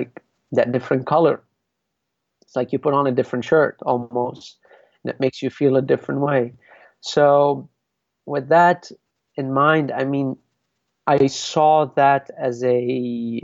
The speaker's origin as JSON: {"language": "English", "country": "Lebanon", "moved": "yes", "said": "I came from Lebanon. I didn't say, I know I am Lebanese"}